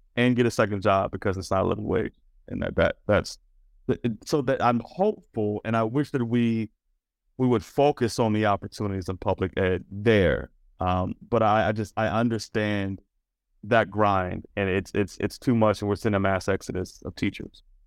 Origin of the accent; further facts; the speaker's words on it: Washington, District of Columbia, United States; That's where I grew up in Washington, D C.